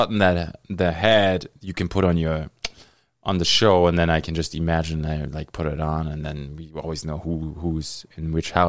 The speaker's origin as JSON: {"language": "English", "country": "Germany", "tie": "born or raised there", "moved": "yes", "lives_now": "Thunder Bay, Canada", "said": "I grew up in Germany"}